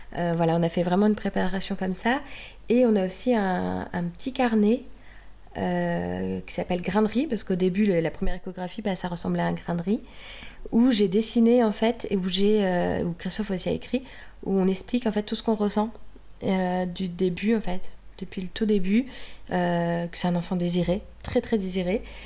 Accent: Normandy, France; now in Munich, Germany; si j'étais en Normandie, est-ce que je suis normande Bah oui

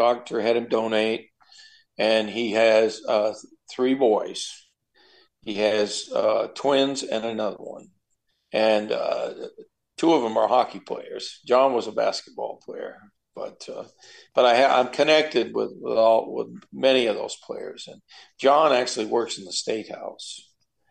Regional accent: Groton, Vermont, United States; Growing up in Groton

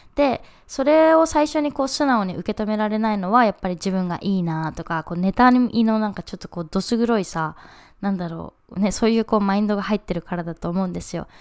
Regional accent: Japan; moved away as an adult; うちは日本で生まれて日本で育って

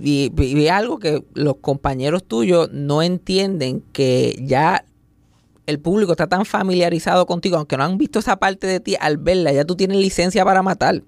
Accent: Puerto Rico; yo me crié en el campo, yo me crié en María, por allá, Mayagüez.

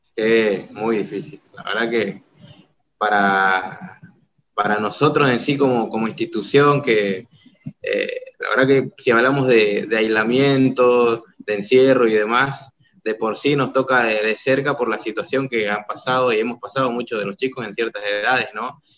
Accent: Argentina; empecé a plantar esa idea, no solamente en mi país

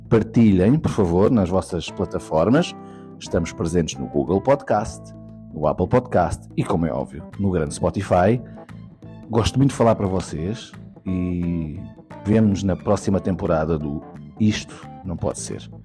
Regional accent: Portugal; tudo o que nós somos como portugueses e portuguesas

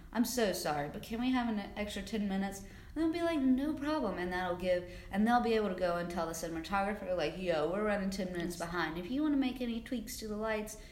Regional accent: South Carolina, United States; moved away as an adult; also born or lived in Georgia / New Orleans; now in New York City, United States; I grew up in South Carolina, and that's where I started working

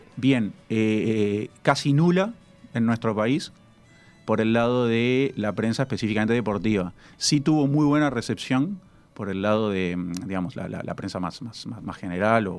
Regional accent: Uruguay

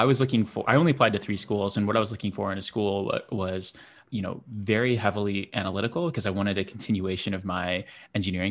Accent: Buffalo, New York, United States; moved away as an adult; also born or lived in Boston; I grew up in Buffalo

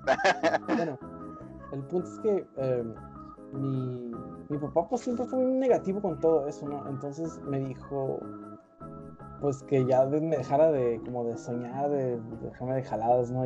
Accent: northern Mexico, Mexico; no siempre tengo ganas de ser norteño

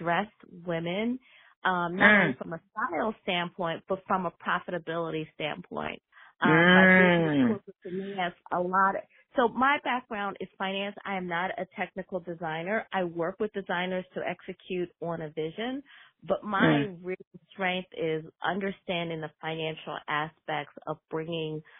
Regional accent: Philadelphia, Pennsylvania, United States; moved away; I'm originally from Philly

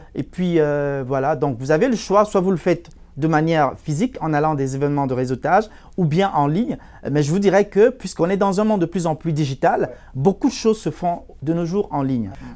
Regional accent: Cameroon; moved away as an adult; now in Canada; je suis d'origine euh, africaine, plus précisément, je viens du Cameroun. J'ai émigré au, Canada il y a, en, 2015

